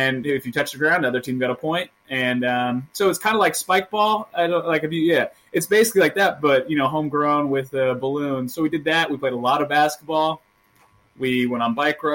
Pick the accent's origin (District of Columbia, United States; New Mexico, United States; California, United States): California, United States; Northern; we're from Northern California